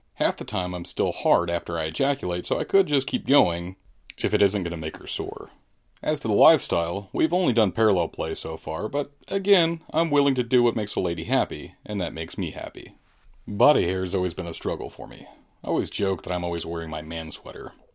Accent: St. Louis, Missouri, United States; I'm from Saint Louis, thirty-eight years old

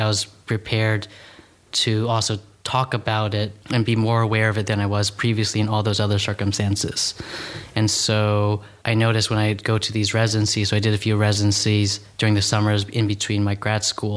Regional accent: New York City, New York, United States; I grew up in New York City

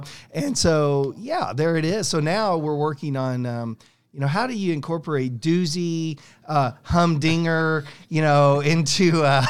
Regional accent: San Diego, California, United States; born there; So, born in San Diego

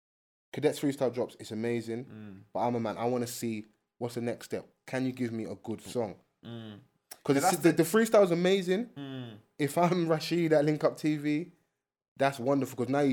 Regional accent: London, United Kingdom; We're from South London.

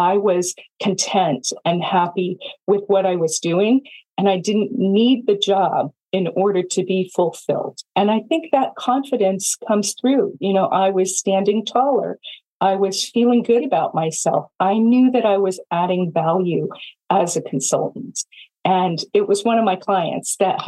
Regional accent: Silicon Valley, California, United States; also born or lived in Iowa; I'm from Silicon Valley and we start companies

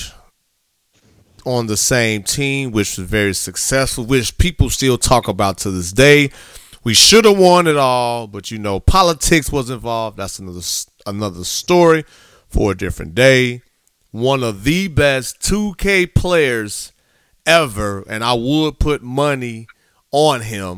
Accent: Gary, Indiana, United States; moved away as an adult; also born or lived in South Texas; I'm born and raised in Gary, Indiana.

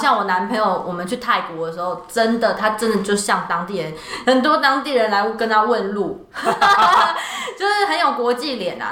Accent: Taiwan; 我们每一年台湾这边也都会派人去参加

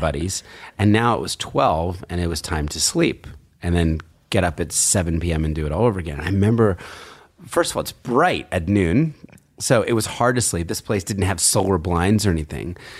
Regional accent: New Jersey, United States; now in New York, United States; I was growing up in Jersey, so really unremarkable, you know, kind of, sort of rural area

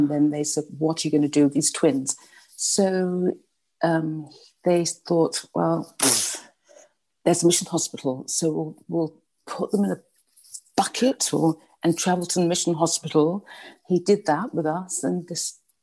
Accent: London, United Kingdom; accent: British; moved away; I was brought up in a very white middle class area in London.

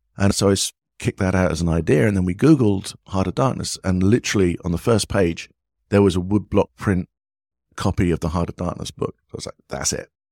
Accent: England, United Kingdom; moved away as an adult; also born or lived in United States; now in Vietnam; being an Englishman

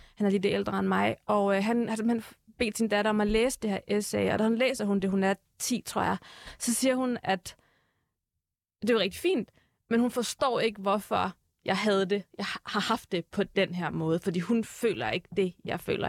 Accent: Herlev, Capital Region of Denmark, Denmark; moved away as an adult; now in Turkey; Jeg er født på Herlev Hospital, som du selv mm. siger, mm. jeg er gået, øh, jeg er gået i folkeskole i Herlev

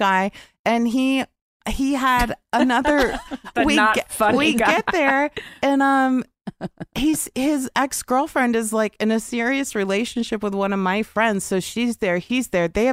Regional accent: Overland Park, Kansas, United States; moved away; I'm from Kansas

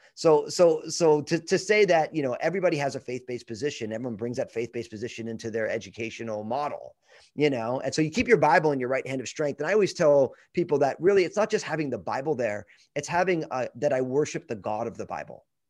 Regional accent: New Jersey, United States; moved away as an adult; also born or lived in Brooklyn, New York / Pacific Northwest / Northern California; I'm from New Jersey, uh, and the only reason I grew up in New Jersey was 'cause my parents

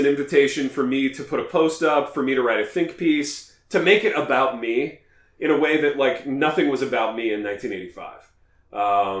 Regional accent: Midwest, United States; as Midwesterners

